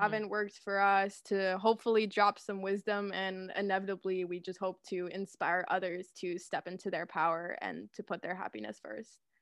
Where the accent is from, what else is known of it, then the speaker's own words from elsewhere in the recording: Guelph, Ontario, Canada; I'm from Guelph, Ontario